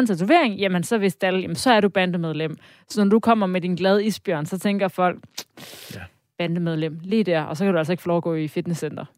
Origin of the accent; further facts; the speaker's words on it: Denmark; vi som danskere